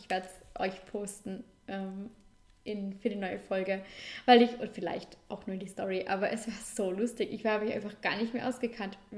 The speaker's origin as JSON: {"language": "German", "region": "Vorarlberg", "country": "Austria", "tie": "born or raised there", "said": "Vorarlberg, ähm, mein Heimatdorf, unsere Wohnung, Schauplatz Balkon."}